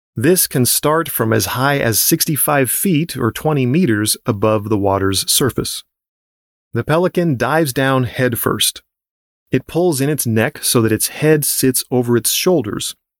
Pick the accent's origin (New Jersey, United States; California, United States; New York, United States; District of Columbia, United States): California, United States; Southern; As a kid growing up in Southern California